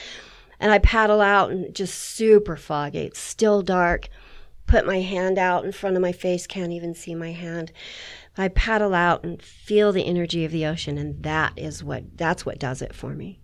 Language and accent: English; San Jose, California, United States; moved away; I grew up in San Jose